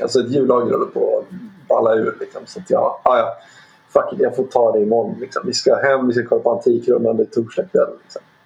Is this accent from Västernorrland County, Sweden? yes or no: no; Dalarna County, Sweden; moved away; jag har en, ehm, kompis som jag växte upp med uppe i Dalarna